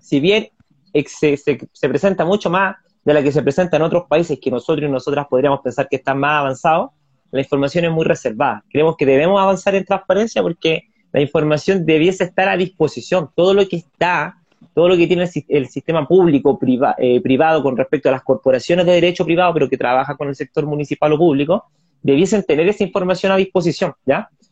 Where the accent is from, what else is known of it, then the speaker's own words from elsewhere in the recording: Puente Alto, Santiago Metropolitan Region, Chile; Yo vivo acá en la Vía Primavera, tengo acceso al Maipo. Eh, de hecho, crecí en el Maipo